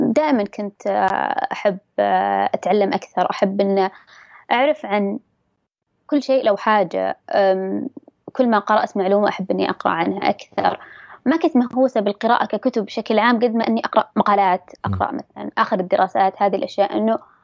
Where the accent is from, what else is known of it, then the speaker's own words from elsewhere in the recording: Dammam, Eastern Province, Saudi Arabia; أنا من سكان أي منطقة قلت له بالدمام